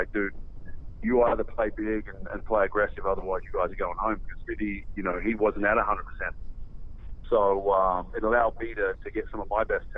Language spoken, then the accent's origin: English; Australia; now in Las Vegas, United States; we grew up learning doubles in Australia